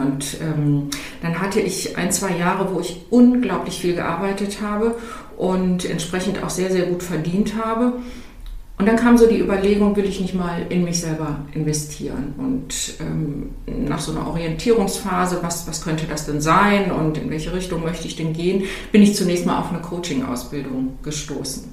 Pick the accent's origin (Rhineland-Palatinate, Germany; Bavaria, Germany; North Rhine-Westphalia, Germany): North Rhine-Westphalia, Germany; Cologne area; Ich bin ja aus dem Umfeld von Köln